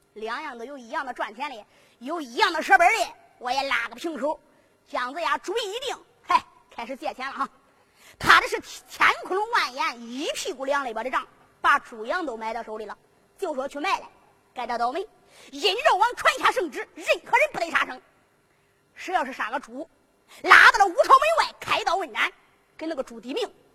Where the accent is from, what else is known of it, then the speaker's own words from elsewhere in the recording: Henan, China; 我们河南人都说是把斗